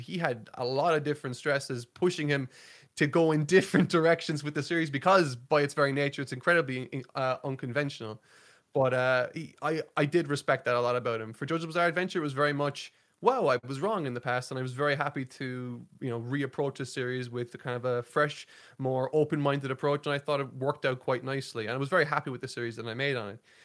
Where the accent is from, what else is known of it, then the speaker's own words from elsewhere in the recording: Ireland; I'm from Ireland